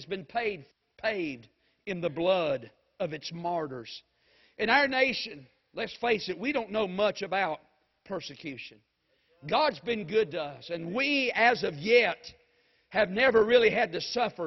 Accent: United States

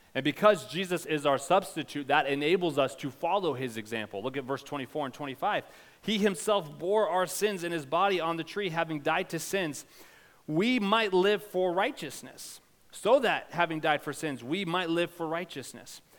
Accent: United States; our own historical context as American

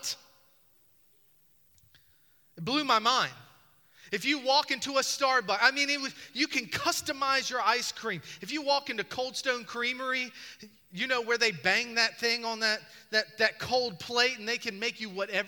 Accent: Charles City, Virginia, United States; moved away; When I grew up in Charles City, Virginia, we got 3 flavors of ice cream

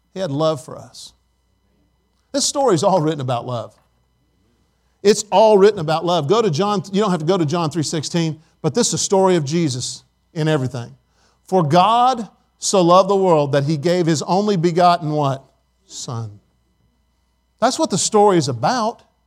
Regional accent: Indiana, United States; moved away; I was from Indiana

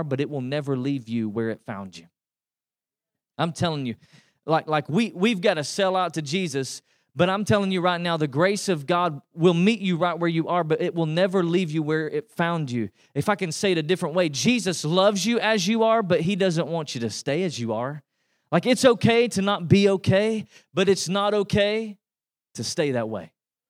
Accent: East Tennessee, United States; now in Texas, United States; I grew up in East Tennessee, and that's why you can tell I'm not from here

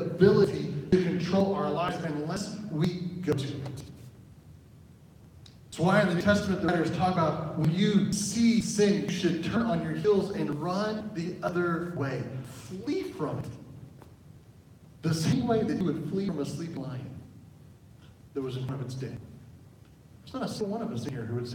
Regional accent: Oklahoma, United States; now in Arizona, United States; I'm from Oklahoma. We do have horses there

